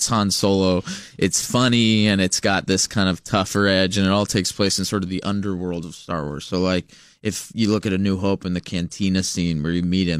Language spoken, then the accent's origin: English; Los Angeles, California, United States; I'm from Los Angeles.